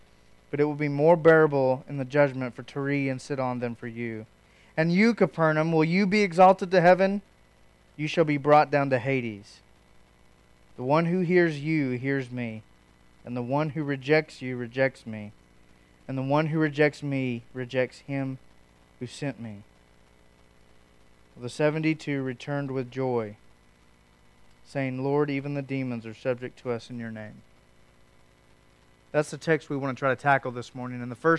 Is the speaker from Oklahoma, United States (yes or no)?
yes; Oklahoma, United States; Some of us know that growing up in Western Oklahoma with the harvest.